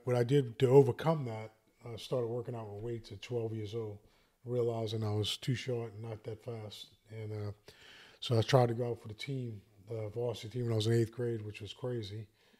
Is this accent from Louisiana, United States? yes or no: yes; Arabi, Louisiana, United States; I grew up in Araby, Louisiana, which was a great neighborhood. Had lots of friends, lots of people my age.